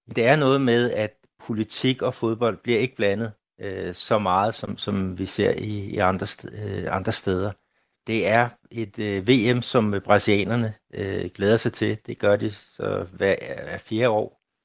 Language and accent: Danish; Denmark; now in Brazil; derhjemme i Danmark